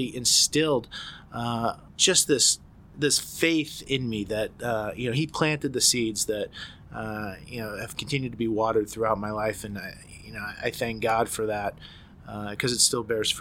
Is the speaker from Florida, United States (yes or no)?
no; about 20 miles west of Boston, Massachusetts, United States; I grew up about 20 miles west of Boston